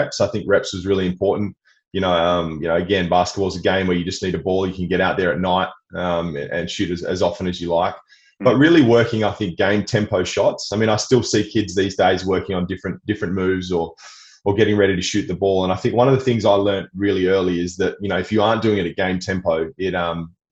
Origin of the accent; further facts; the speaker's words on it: Perth, Western Australia, Australia; I grew up in Perth, you know, Western Australia, on the beaches, was an outdoor kid